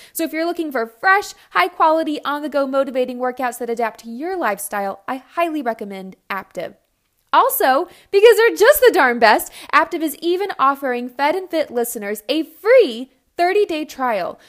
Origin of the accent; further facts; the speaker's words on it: Texas, United States; I'm from Texas